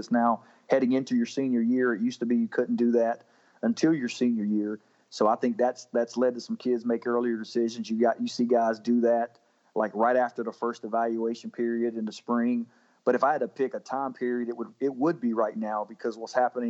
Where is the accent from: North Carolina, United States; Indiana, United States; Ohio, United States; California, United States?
North Carolina, United States; Fayetteville; I grew up right outside of Fayetteville, and I'd get the Fayetteville Observer